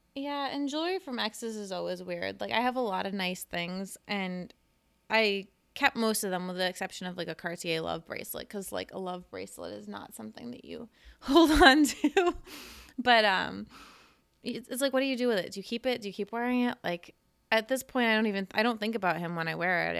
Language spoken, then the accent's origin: English; Cape Cod, Massachusetts, United States; moved away; I grew up on Cape Cod